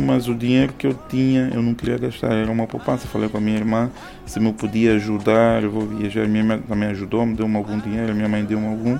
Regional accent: Soyo, Zaire, Angola; also born or lived in Luanda, Angola; sou natural do Soio, tenho 36 anos

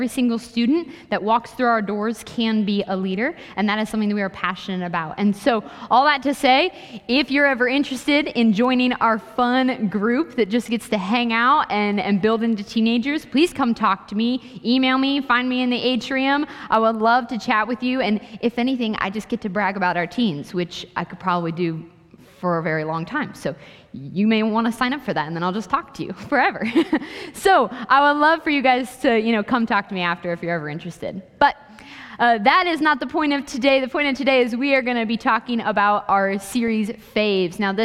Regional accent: Ohio, United States; moved away as an adult; also born or lived in Kansas; I went to school in Kansas, so I was like 15 hours away from home because I'm from Ohio

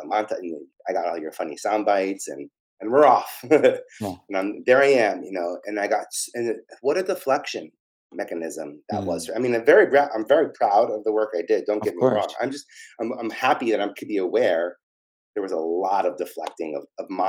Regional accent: New York City, New York, United States; I'm from Staten Island

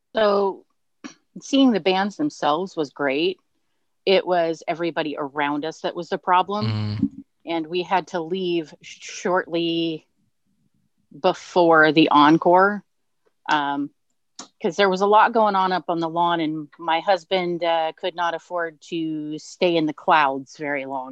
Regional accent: Southern California, United States; moved away; grew up in Southern California

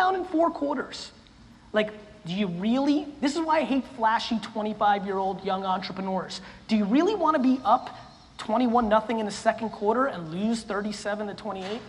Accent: Russia; I was born in Russia, in the former Soviet Union

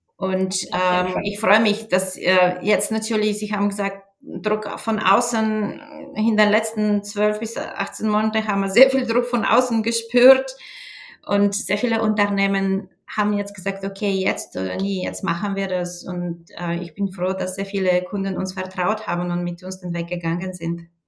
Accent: Bulgaria; German is a second language; moved away as an adult; now in Germany; ich bin auch in Bulgarien aufgewachsen

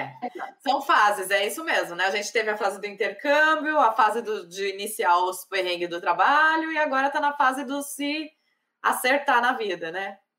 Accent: Brazil; now in Ireland; nós, como brasileiras, queremos que o nosso país melhore

